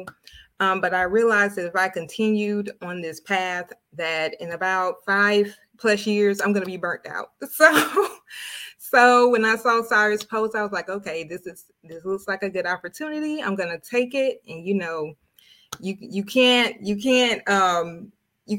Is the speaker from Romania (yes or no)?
no; Tallahassee, Florida, United States; I'm from the small town of Tallahassee, Florida